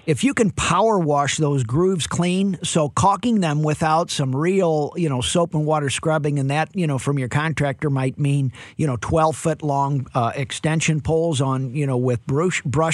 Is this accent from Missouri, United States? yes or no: yes; St. Louis, Missouri, United States; I'm from St. Louis, Cardinal Nation.